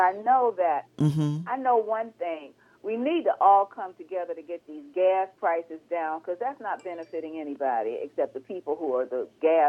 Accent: the South, United States; you and I were raised in the South

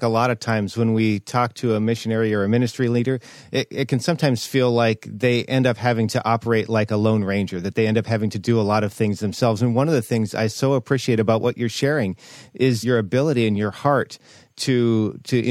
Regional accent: United States; Being an American

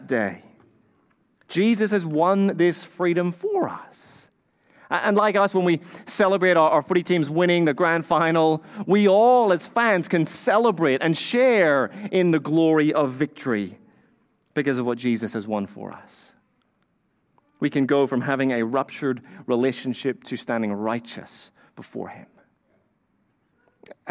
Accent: Northern Ireland, United Kingdom; I grew up in Northern Ireland

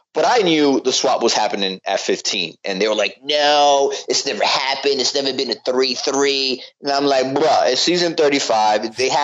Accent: East Coast, United States; also born or lived in Orlando, Florida; I'm an East Coast guy. I was born and raised in the East Coast. But I lived in Orlando for like 2 years in high school.

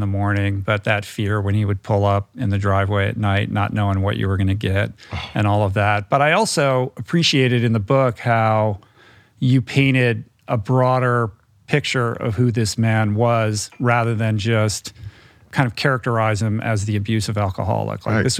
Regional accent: Detroit, Michigan, United States; And I'm from Detroit, so I know, you know, I know that vibe.

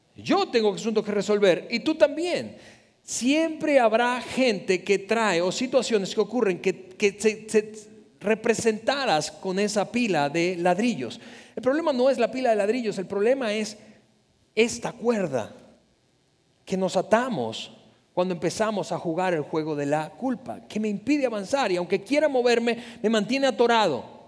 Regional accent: Venezuela; somos venezolanos

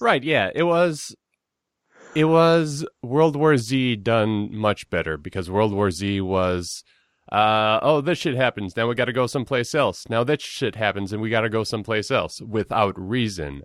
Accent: Minneapolis, Minnesota, United States; I am a comedian from Minneapolis, Minnesota

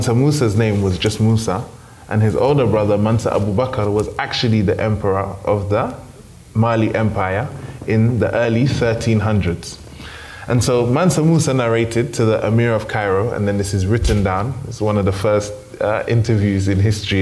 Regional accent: United Kingdom; growing up in the United Kingdom

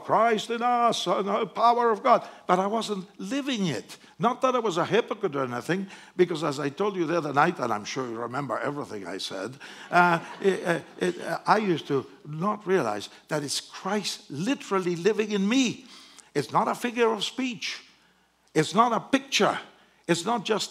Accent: Argentina; English is a second language; moved away as an adult; now in United States; I'm from Argentina.

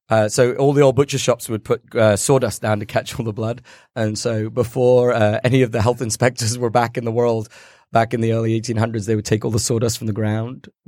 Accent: United Kingdom; So the Brits, we like to pretend we're really British, but to be honest, we're like invaded by every country known to man.

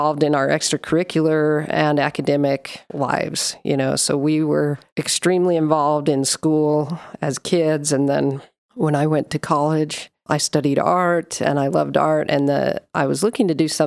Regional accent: Sandy, Utah, United States; also born or lived in Provo, Utah; I'm a Utah girl, born in Sandy, Utah. Well, I was born in Provo, but grew up in Sandy.

